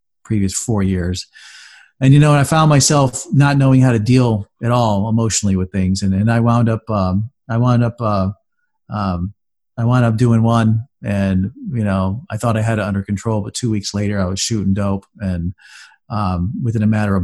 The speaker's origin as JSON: {"language": "English", "town": "Safety Harbor", "region": "Florida", "country": "United States", "tie": "born or raised there", "also_born_or_lived": "upstate New York", "said": "I came back home to Tampa Bay, and that's a town called Safety Harbor, and that's where I'm from. It's where I grew up most of my life. I consider that my hometown"}